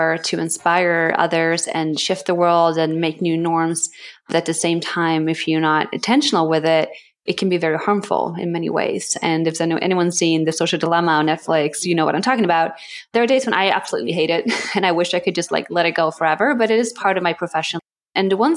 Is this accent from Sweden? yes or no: yes; Sweden; moved away as an adult; now in New York City, United States; I grew up in Sweden, just being very embraced in nature